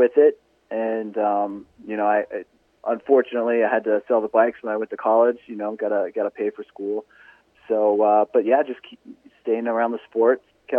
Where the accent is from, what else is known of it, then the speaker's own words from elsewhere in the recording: Florida, United States; I grew up in Florida, actually, and so, you know, I grew up on 5 acres